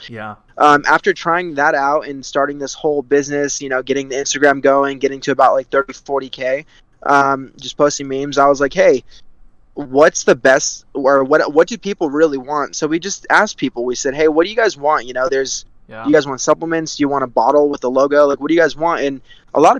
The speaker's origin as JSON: {"language": "English", "region": "California", "country": "United States", "tie": "born or raised there", "said": "I'm from California, born and raised"}